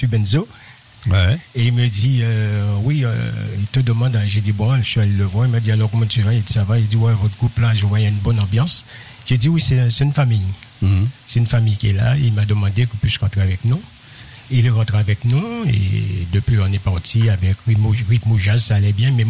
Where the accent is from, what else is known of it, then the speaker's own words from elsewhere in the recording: Trois-Rivières, Guadeloupe; Je suis de Trois-Rivières, chez euh, aux Trois-Rivières.